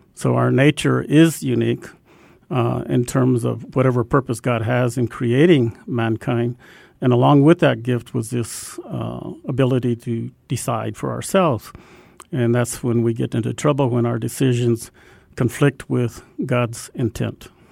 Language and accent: English; Albuquerque, New Mexico, United States; I grew up in Albuquerque, and on the west side of town